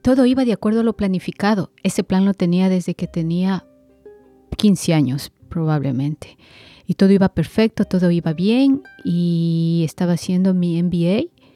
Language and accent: Spanish; Quito, Pichincha, Ecuador; vengo desde Quito, Ecuador.